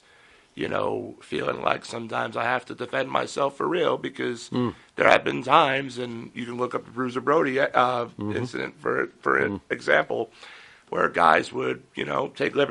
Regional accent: Yaphank, New York, United States; I grew up in the Yaphank area.

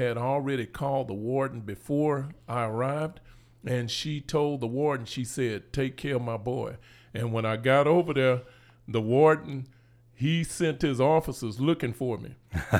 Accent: Houston, Texas, United States; So I was born in Houston, Texas. And, my elders, you know, much of my elders, you know, they were born in Louisiana

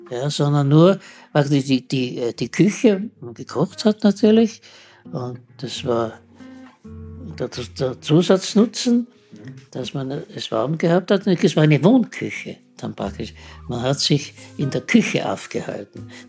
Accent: Austria; Im Faber, die es bei uns in Österreich gibt

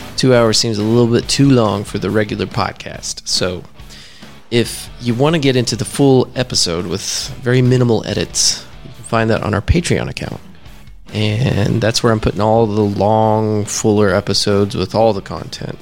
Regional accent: the South, United States; Born and raised in the South

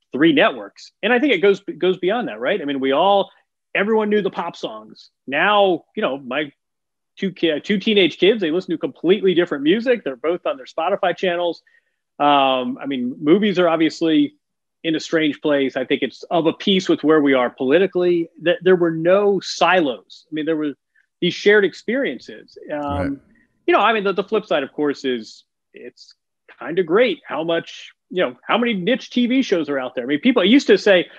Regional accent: Bloomington, Indiana, United States; Bloomington, Indiana, which is my hometown.

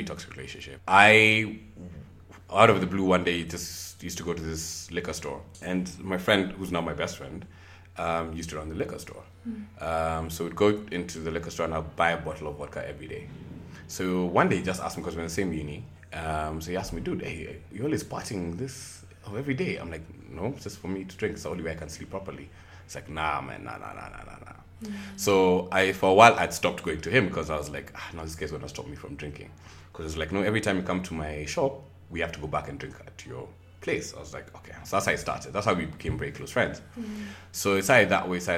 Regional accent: Nairobi, Kenya; also born or lived in Nyeri; I am from Nairobi, Kenya. Also from Nyeri as well

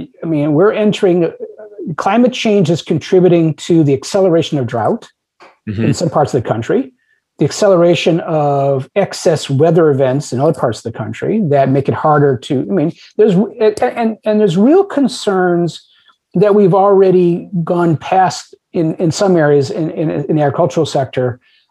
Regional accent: United States; It's a cultural narrative that I can have as much meat as I want because I'm an American.

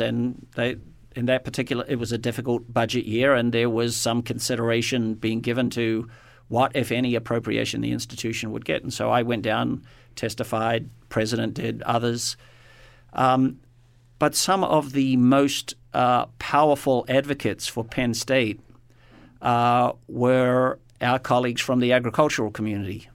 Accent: New Zealand; moved away; born and raised, my home country is New Zealand

